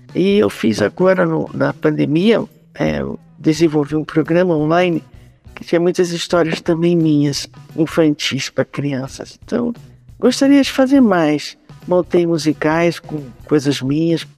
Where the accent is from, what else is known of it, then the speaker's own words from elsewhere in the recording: Pará, Brazil; moved away; also born or lived in São Paulo / Rio de Janeiro; da minha terra, que é o Pará